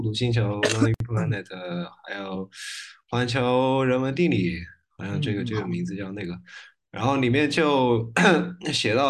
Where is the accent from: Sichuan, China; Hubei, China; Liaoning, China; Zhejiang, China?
Sichuan, China; Leshan; 我是我是乐山人。